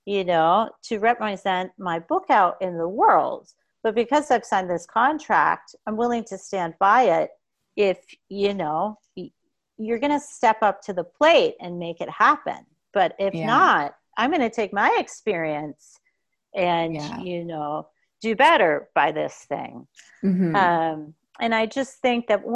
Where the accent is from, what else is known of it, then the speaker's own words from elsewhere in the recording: United States; moved away; also born or lived in Boston; I grew up in America during the time frame that I did.